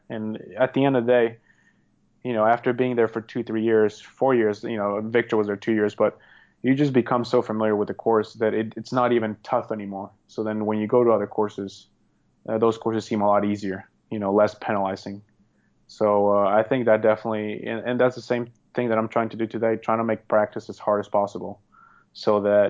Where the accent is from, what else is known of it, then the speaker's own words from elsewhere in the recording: Norway; English is a second language; because he's representing Norway and we're both from Norway.